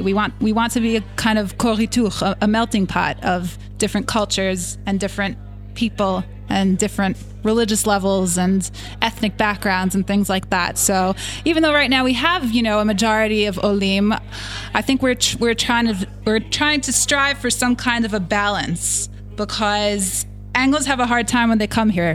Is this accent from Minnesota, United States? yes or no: no; New York, United States; originally from New York